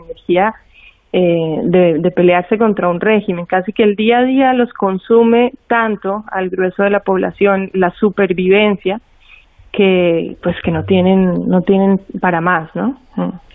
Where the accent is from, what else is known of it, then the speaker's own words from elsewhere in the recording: Colombia; yo como colombiana hice estos cuatro viajes de frontera